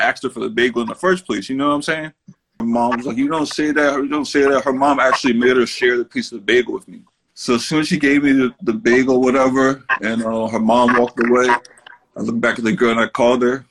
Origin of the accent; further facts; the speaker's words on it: New Jersey, United States; I'm a comedian from Jersey